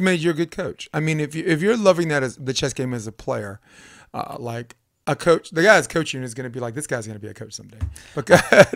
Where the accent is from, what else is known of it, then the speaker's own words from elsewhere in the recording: New York City, New York, United States; I'm from Brooklyn